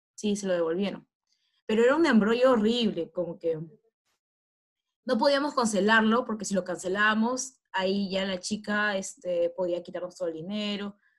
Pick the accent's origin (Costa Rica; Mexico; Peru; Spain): Peru; uno como peruano